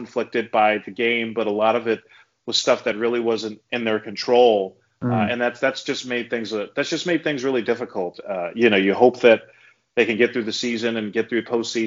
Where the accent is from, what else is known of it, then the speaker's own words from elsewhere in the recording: New York City, New York, United States; I was a big New York Mets fan as a kid growing up in New York City